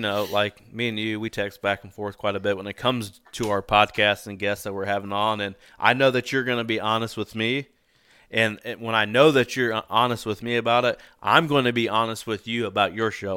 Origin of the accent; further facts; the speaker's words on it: Indiana, United States; I'm from Indiana